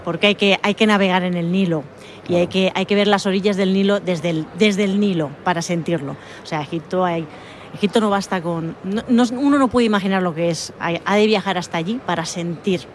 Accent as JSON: {"language": "Spanish", "area": "Mallorca", "region": "Balearic Islands", "country": "Spain", "said": "yo soy mallorquina"}